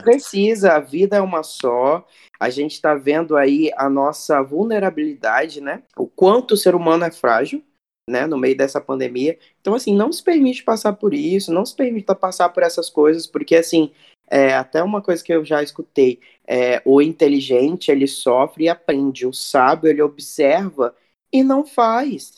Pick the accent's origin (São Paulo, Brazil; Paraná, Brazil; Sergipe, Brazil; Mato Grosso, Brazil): Mato Grosso, Brazil; Cuiabá; now in Rio de Janeiro, Brazil; eu sou de Cuiabá, Mato Grosso